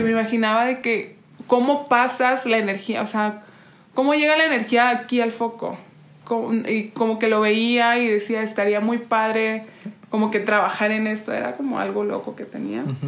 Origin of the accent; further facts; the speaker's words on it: Oaxaca, Mexico; moved away; also born or lived in Monterrey / Spain; nací en Oaxaca, eh, luego me fui a vivir a Monterrey